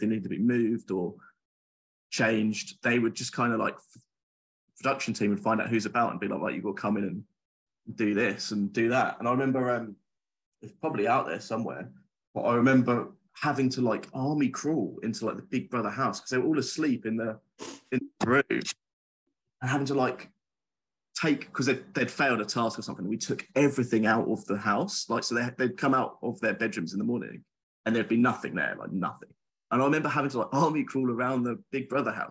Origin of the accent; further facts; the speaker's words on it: Essex, East of England, United Kingdom; I'm from Essex